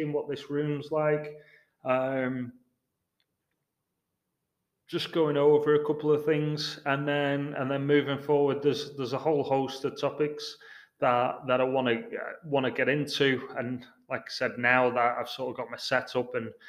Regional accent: England, United Kingdom; moved away as an adult; also born or lived in Houston; now in Seattle, United States; I'm English

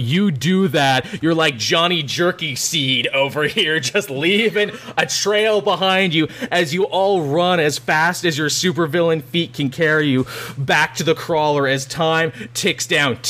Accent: Kansas, United States; I'm from Kansas originally. We have that phrase a lot where I'm from.

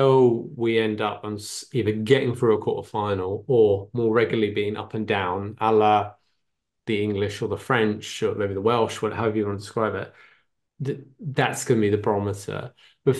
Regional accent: Ireland

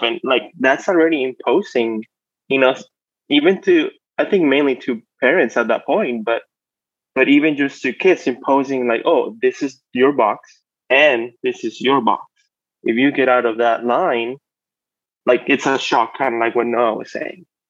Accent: Mexico; moved away as an adult; now in United States; I grew up in Mexico. I was raised in Mexico. And in 08, I moved to the States for college

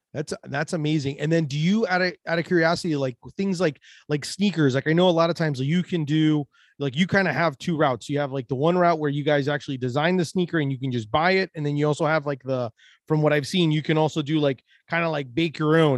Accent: Orlando, Florida, United States; we're both from Orlando

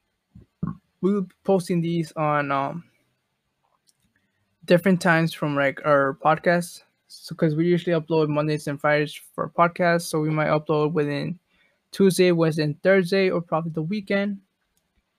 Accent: Chicago, Illinois, United States; I'm from Chicago

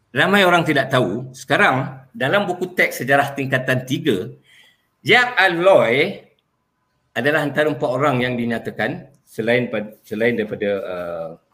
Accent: Malaysia; first language Malay; Saya ini anak watan Malaysia. Hmm. Saya lahir di sini.

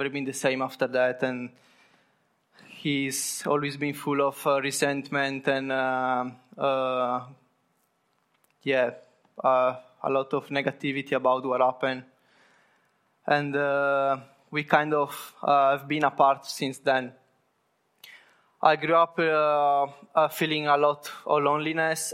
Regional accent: Sardinia, Italy; moved away; I come from Italy, precisely from Sardinia, which is an island in the south of Italy

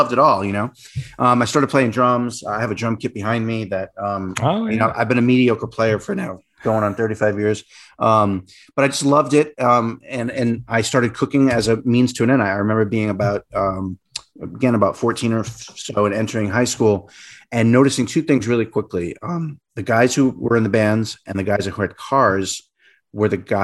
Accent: Rhode Island, United States; moved away; also born or lived in New York; I grew up in Rhode Island, which is a really tiny state.

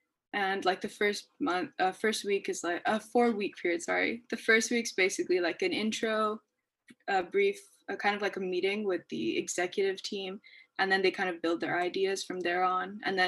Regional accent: Pakistan; Since I'm from South Asia, so Pakistan, I get to see that on a day-to-day basis or hear stories from people.

